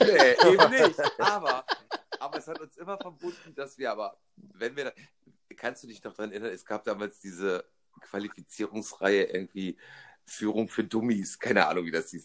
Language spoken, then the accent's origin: German; Rhineland, Germany; accent: Rhenish; ich habe nie diesen rheinischen Makel weggekriegt, nämlich das Licht nicht aussprechen zu können